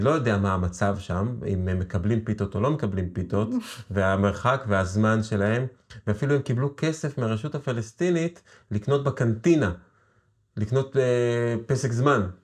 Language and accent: Hebrew; Israel; יש לנו כישראלים, כישראל, יהודים